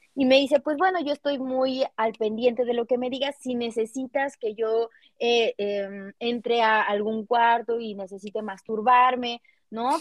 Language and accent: Spanish; Cuernavaca, Morelos, Mexico; yo soy de Cuernavaca